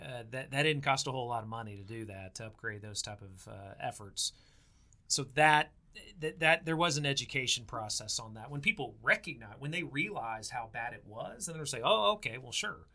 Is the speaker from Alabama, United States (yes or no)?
no; Oklahoma, United States; when they found out I was from Oklahoma, they would say Boomer Sooner.